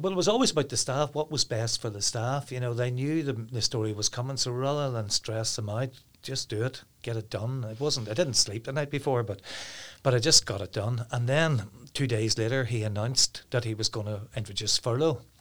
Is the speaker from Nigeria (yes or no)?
no; Downpatrick, Northern Ireland, United Kingdom; now in Carryduff, United Kingdom; I'm originally from Downpatrick, but I live in Carriadoff now.